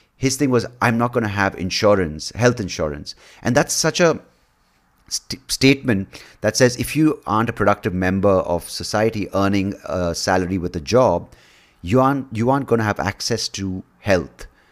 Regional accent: Bangalore, Karnataka, India; I'm from Bangalore, India. I was born here.

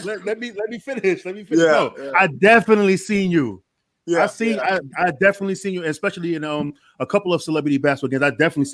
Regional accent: New York City, New York, United States; I'm from New York City, Queensbridge

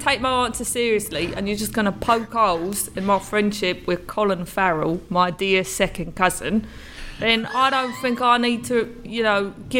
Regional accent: England, United Kingdom; No, I've not been in jail in my home country, England.

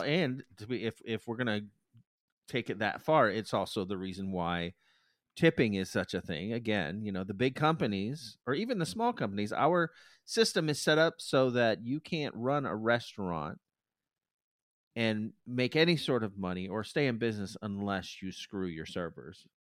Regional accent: United States; I'm American

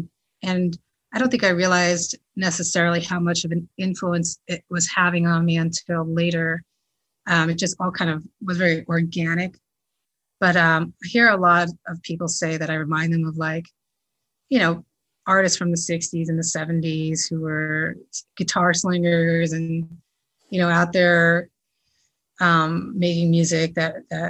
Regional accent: New Jersey, United States; I grew up in New Jersey

